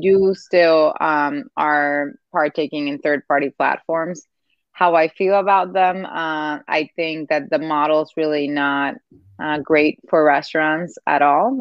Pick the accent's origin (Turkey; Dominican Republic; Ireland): Dominican Republic; moved away; I grew up in Dominican Republic. Part of my family is Cuban